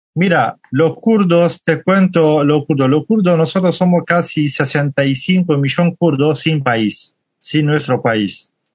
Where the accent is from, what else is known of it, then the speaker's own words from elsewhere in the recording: Halabja, Kurdistan Region, Iraq; Spanish is a second language; moved away as an adult; now in Argentina; soy kurdo, de parte del Kurdistán de Irak